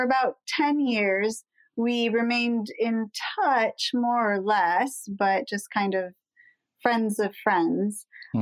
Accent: La Grange, Illinois, United States; moved away as an adult; also born or lived in Maine; I was born in that town. And so we went to high school together

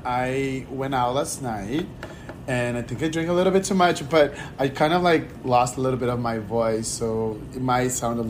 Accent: Miami, Florida, United States; I'm from Miami, so I live here.

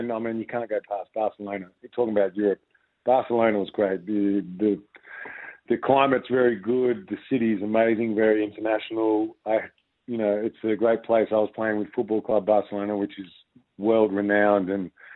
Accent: Frankston, Victoria, Australia; When I was a little boy growing up in Frankston playing basketball with my brothers

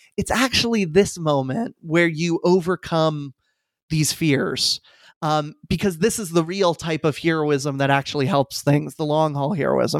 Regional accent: Falls Church, Virginia, United States; I moved back to my hometown of Falls Church, Virginia, right outside D C

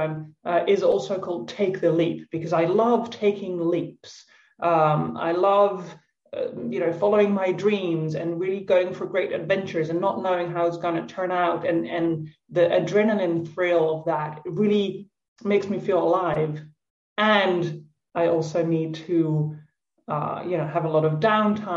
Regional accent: Netherlands; moved away as an adult; also born or lived in Tuscany, Italy; now in Italy; I'm Dutch, I'm from the Netherlands

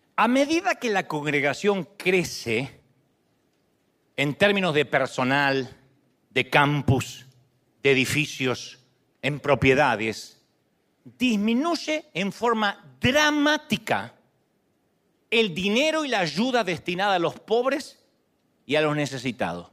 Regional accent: Argentina; moved away; yo soy argentino

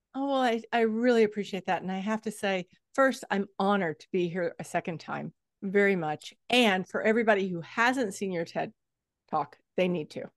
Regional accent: Texas, United States; I come from Texas. Texas is flat as a board

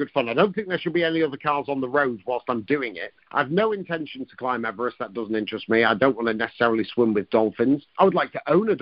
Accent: near Blackpool, North West England, United Kingdom; I was brought up near Blackpool and my nana lived there

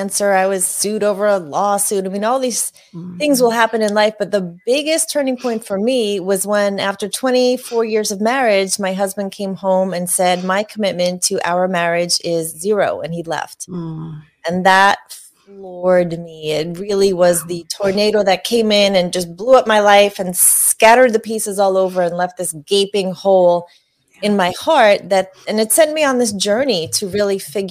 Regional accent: Northeast, United States; I grew up in the Northeast

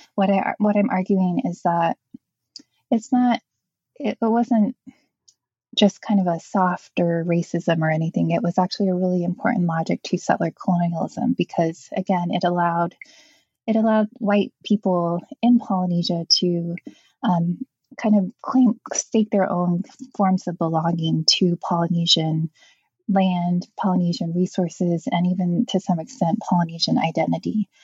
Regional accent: Native Hawaiian, United States; I'm Native Hawaiian

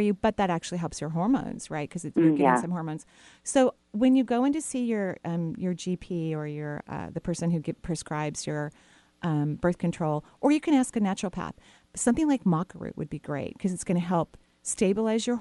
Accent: Bellevue, Washington, United States; we grew up in Bellevue

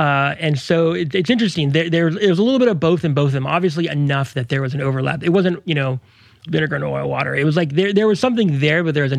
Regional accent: Mexico; born there; I was born in Mexico.

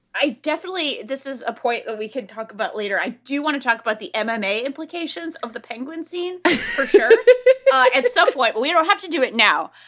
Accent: Northeast, United States; I'm from the Northeast

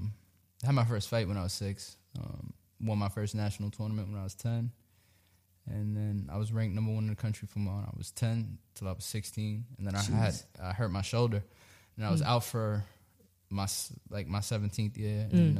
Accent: Brooklyn, New York, United States; I'm from Brooklyn, yes.

